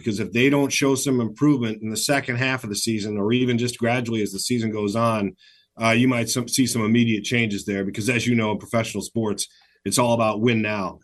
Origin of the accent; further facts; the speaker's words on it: Michigan, United States; moved away as an adult; now in Seattle, United States; I grew up in Michigan.